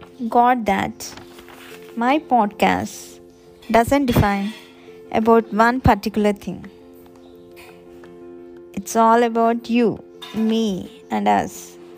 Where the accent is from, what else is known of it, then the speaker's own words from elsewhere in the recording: Hyderabad, Telangana, India; English is a second language; Basically, I'm from Hyderabad. I'm a BTech graduate, currently working for a government organization.